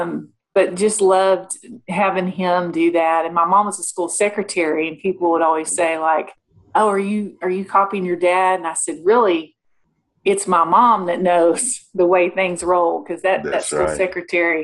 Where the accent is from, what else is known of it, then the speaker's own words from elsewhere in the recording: Mesquite, Texas, United States; I grew up in Mesquite, Texas, little town outside of Dallas